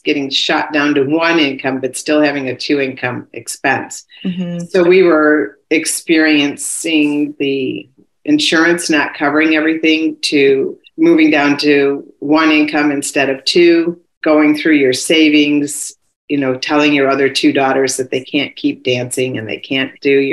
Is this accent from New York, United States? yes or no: yes; New York, United States; I'm from New York